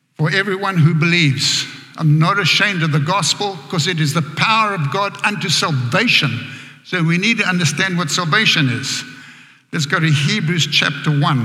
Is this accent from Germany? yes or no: no; Johannesburg, Gauteng, South Africa; accent: South African; moved away as an adult; now in United States; I grew up in a very poor area back in Johannesburg.